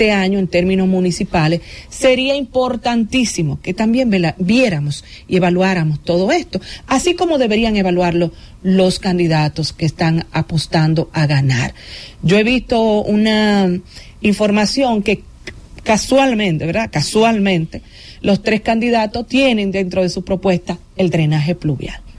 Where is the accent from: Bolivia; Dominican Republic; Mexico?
Dominican Republic; Y yo quisiera, como dominicana, como periodista, como comunicadora